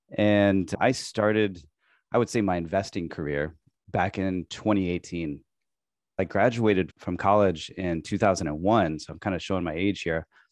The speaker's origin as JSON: {"language": "English", "region": "Midwest", "country": "United States", "tie": "born or raised there", "also_born_or_lived": "San Diego, California", "moved": "as an adult", "lives_now": "Tokyo, Japan", "said": "I grew up in the Midwest, and I moved to California, moved out to San Diego"}